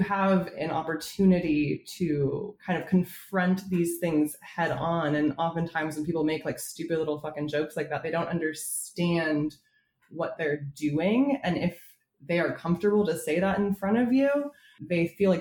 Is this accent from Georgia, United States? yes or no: no; Southern California, United States; growing up in Southern California